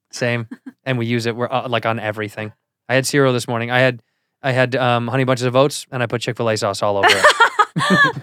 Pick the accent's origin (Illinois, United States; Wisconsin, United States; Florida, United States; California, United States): Illinois, United States; Chicago; Chicago, my hometown